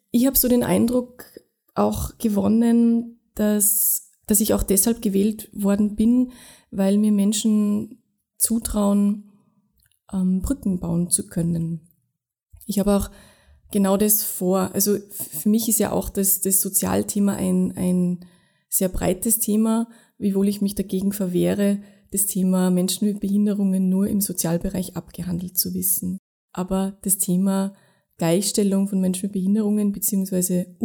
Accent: Tyrol, Austria; Also ich war bis 18 relativ durchschnittlich sozialisiert, ja, aufgewachsen in Tirol in einem Dorf, wo es auch eine Lebenshilfewerkstätte gegeben hat.

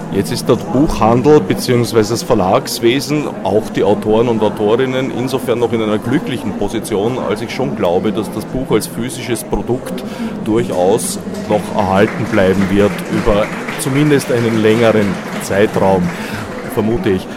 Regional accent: Austria

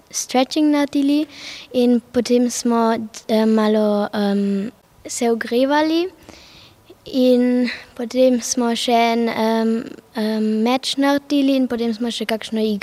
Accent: Klagenfurt, Carinthia, Austria; obiskujem šolo Europa Gimnazijum Klagenfurt in prihajam iz Klagenfurta.

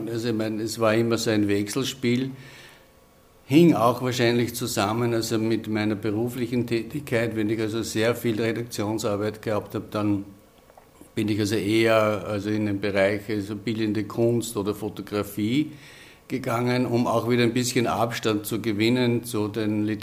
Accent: Upper Austria, Austria; Ich stamme aus dem Innviertel und habe also eigentlich von Kindheit an Dialekt gesprochen

